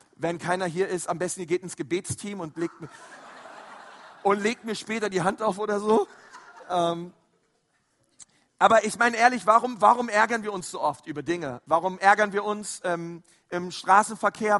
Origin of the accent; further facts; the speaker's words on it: Berlin, Germany; also born or lived in Franconia; now in Nuremberg, Germany; ich bin ja ein Zugezogener, ich bin ja eigentlich ein Berliner. Und ähm, wir in Berlin, wir haben da so manchmal ganz andere Ausdrücke